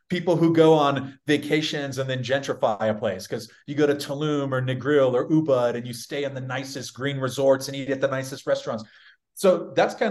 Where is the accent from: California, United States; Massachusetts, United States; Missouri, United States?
California, United States; San Diego; I'm from a very conservative city. I'm from San Diego.